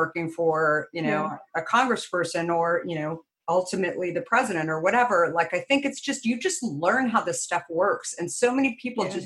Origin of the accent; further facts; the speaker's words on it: Arizona, United States; when I grew up in Arizona